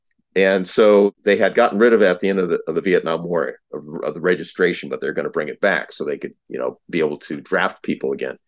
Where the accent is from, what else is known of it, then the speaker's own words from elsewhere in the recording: South Dakota, United States; Sure. So I was originally from South Dakota.